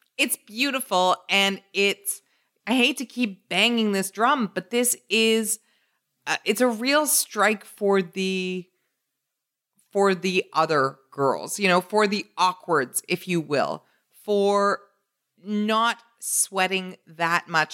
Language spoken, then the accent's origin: English; Canada; my Canadian bias